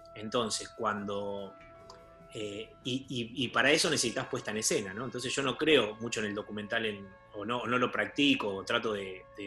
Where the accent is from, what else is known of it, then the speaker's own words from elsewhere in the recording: Argentina; nosotros, como argentinos que somos